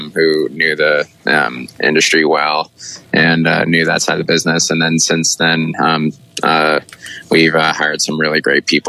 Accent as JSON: {"language": "English", "town": "Sunriver", "region": "Oregon", "country": "United States", "tie": "born or raised there", "also_born_or_lived": "Bend, Oregon", "said": "I grew up in Sun River, and then when we all went to Ben High, I lived out east of town"}